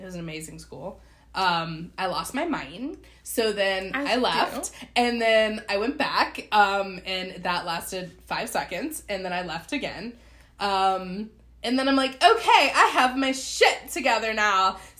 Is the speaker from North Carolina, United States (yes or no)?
yes; Asheville, North Carolina, United States; also born or lived in Wisconsin; I came from Asheville. came from Asheville, and I originally went to school in Wisconsin.